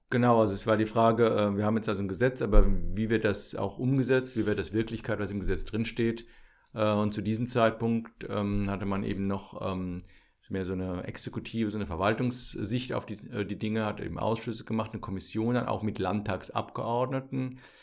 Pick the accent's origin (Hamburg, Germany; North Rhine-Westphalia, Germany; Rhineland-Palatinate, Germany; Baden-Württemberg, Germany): Rhineland-Palatinate, Germany; Landau; also born or lived in Mainz / Münster; ich bin äh, ursprünglich Pfälzer, äh, komme also aus der Südpfalz, ähm, bin in Landau zur Schule gegangen